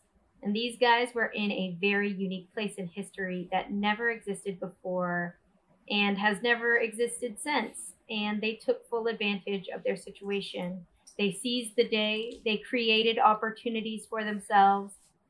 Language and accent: English; Deep South, United States; also born or lived in New York; now in Austin, United States; Not from New York I grew up in the Deep South. I lived in New York for about 4 or 5 years in pursuit of theater. And then I eventually found myself moving to Austin, Texas, where I've been for the past